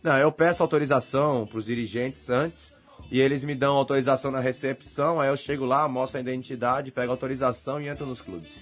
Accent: Brazil; moved away as an adult; now in United States; continuei representando o Brasil, que é o país onde eu nasci

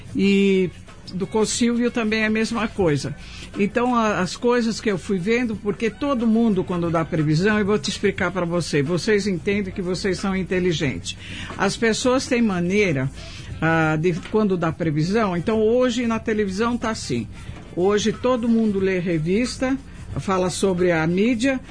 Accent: São Paulo, Brazil; nasci, fui criada aqui no Paraíso

